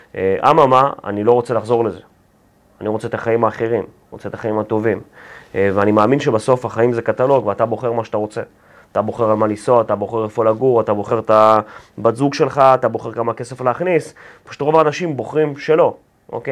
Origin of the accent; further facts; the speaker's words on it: Ramat Gan, Tel Aviv District, Israel; also born or lived in Ukraine / Belarus / Pardes Katz, Bnei Brak; גרתי שם בערך עד כיתה ה', עד גיל עשר. אה, כשהייתי בן עשר, משפחה, ההורים שלי התגרשו ועברתי לרמת גן